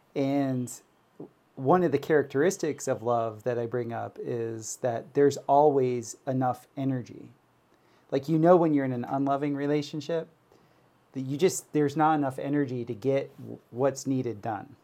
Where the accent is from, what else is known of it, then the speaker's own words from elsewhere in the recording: Florida, United States; I grew up in Florida where we had hurricanes